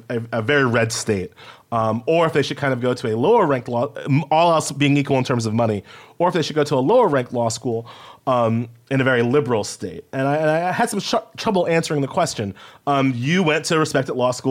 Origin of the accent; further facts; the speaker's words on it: Long Island, New York, United States; also born or lived in Indiana; I grew up with on New York and in Long Island